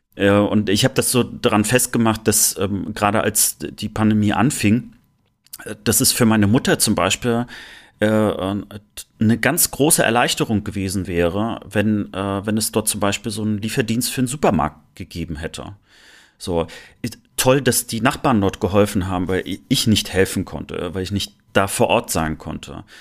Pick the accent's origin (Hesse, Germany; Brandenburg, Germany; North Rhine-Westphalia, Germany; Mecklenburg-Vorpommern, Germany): Mecklenburg-Vorpommern, Germany; Rostock; now in Cologne, Germany; Rostock zu spüren. Äh, also ich merke schon, dass es äh, doch noch meine Heimat ist